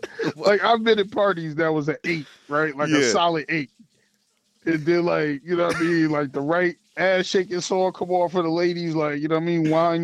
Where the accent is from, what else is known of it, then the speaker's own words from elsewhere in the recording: United States; also born or lived in Hartford, Connecticut; Because I'm an American